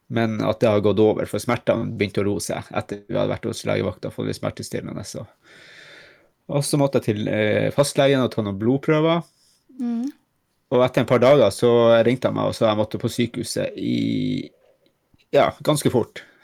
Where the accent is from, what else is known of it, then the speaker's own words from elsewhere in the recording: Finnmark, Norway; now in Lofoten, Norway; jeg er jo egentlig fra Finnmark